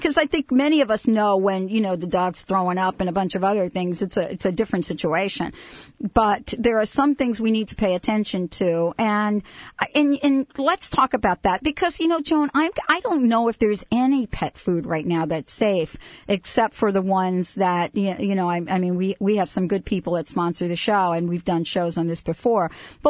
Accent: East Coast, United States; moved away; I come from the East Coast

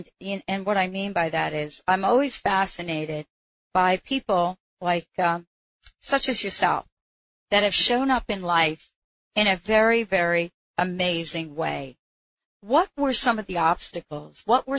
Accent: New York, United States; I'm from New York

